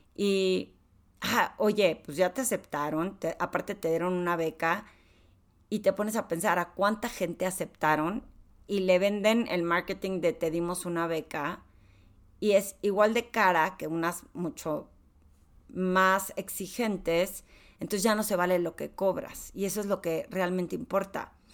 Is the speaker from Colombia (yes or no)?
no; Torreón, Coahuila, Mexico; soy de Torreón